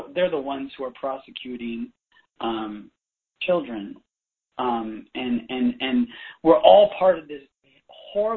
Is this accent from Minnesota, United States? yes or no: no; Bay Area, California, United States; I grew up in the Bay Area